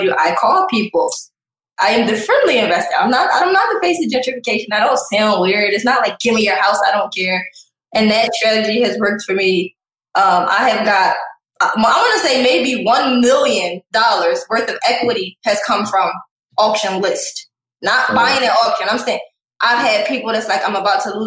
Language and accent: English; Philadelphia, Pennsylvania, United States; I'm from Philly